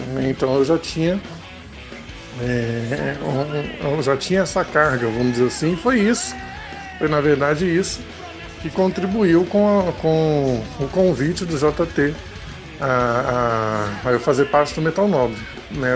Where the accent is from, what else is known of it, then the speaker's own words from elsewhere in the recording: Porto Alegre, Rio Grande do Sul, Brazil; moved away; also born or lived in Central-West Brazil; eu sou gaúcho, eu sou de Porto Alegre